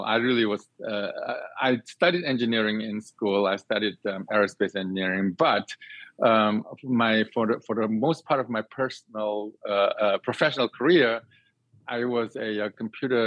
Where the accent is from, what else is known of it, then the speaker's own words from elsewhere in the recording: Singapore; moved away as an adult; now in United States; I grew up in Singapore